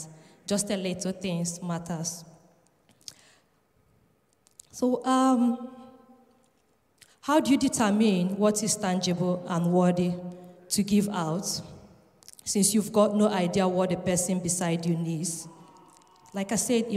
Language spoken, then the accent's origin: English; Nigeria; also born or lived in Edinburgh, Scotland; now in Leeds, United Kingdom; I'm from Nigeria, and I've been residing in Edinburgh